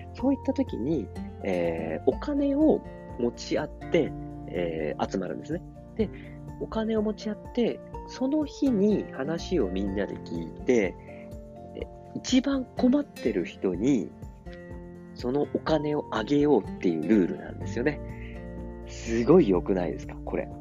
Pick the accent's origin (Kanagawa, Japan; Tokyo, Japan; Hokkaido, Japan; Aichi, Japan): Tokyo, Japan; moved away as an adult; also born or lived in Saitama Prefecture; now in Saitama, Japan; 僕は埼玉県に住んでるんですけど、東京育ちの埼玉県です